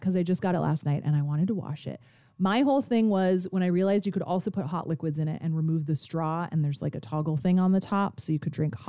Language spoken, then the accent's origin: English; Alaska, United States; now in Chicago, United States; it takes place in my home state of Alaska